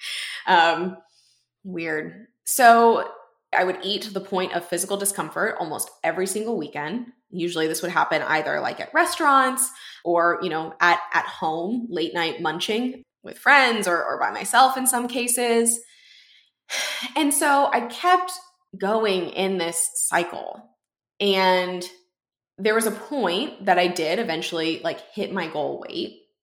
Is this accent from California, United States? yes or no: no; Houston, Texas, United States; my hometown in Houston